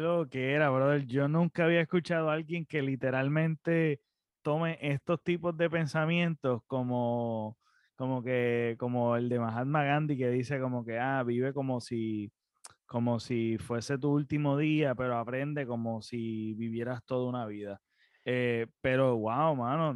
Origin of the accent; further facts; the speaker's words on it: Puerto Rico; nosotros nacimos en Puerto Rico